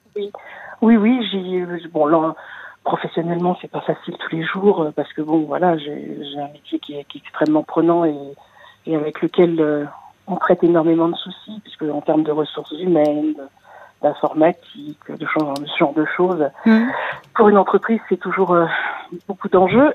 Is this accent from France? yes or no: yes; Paris, Île-de-France, France; moved away as an adult; Je suis née à Paris, j'avais jamais quitté Paris de ma vie